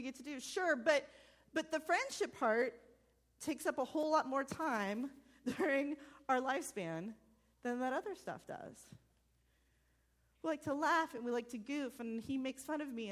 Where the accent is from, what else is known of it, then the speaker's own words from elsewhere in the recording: Farmington Hills, Michigan, United States; moved away; I grew up in Farmington Hills.